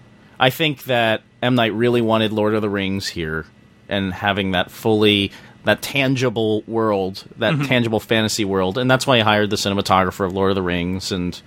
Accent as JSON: {"language": "English", "town": "Philadelphia", "region": "Pennsylvania", "country": "United States", "said": "as a Philadelphian"}